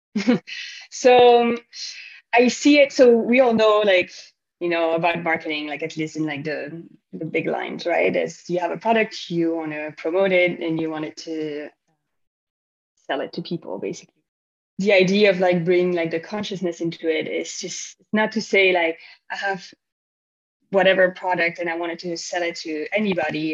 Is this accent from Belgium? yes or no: yes; Belgium; moved away as an adult; I'm from Belgium